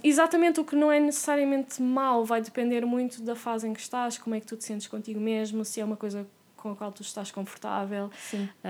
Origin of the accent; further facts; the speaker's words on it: Porto, Norte, Portugal; also born or lived in France; eu sou do Porto